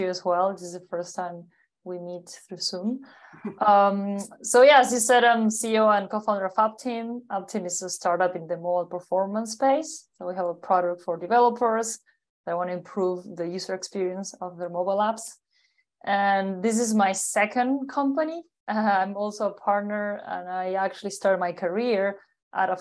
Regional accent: Uruguay; I'm originally from Uruguay, South America, a small but strong country between Argentina and Brazil.

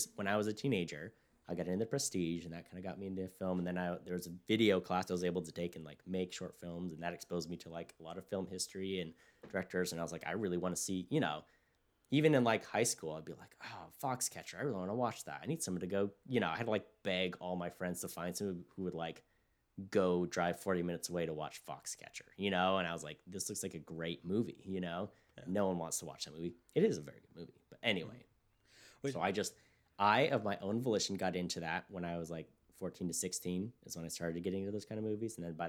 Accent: California, United States; And my hometown is very diverse. It's like, it could even split between white, black, and Hispanic.

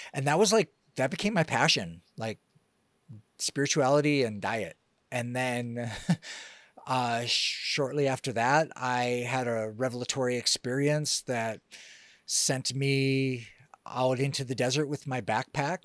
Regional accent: Detroit, Michigan, United States; now in Costa Rica; I grew up in Detroit

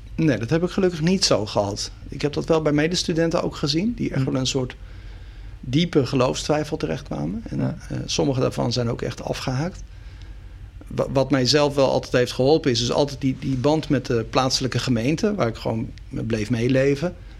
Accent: Sliedrecht, South Holland, Netherlands; also born or lived in Dordrecht; Sliedrecht, daar ben ik dus opgegroeid. Dus ik ben in Dordrecht geboren, inderdaad in het ziekenhuis. Maar eh, mijn leven lang eh, als eh, kind en jongere in Sliedrecht gewoond.

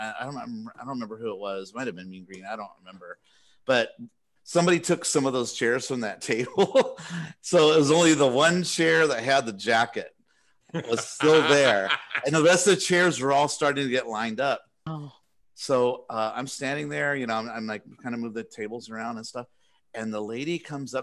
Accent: California, United States; I'm from California. I was born here

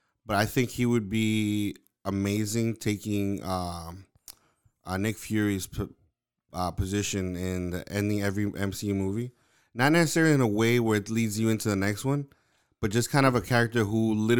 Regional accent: United Kingdom; I'm British. I'm British funny.

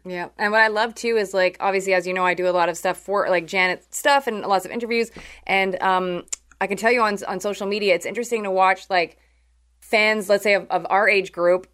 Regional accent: Canada; I'm from Canada

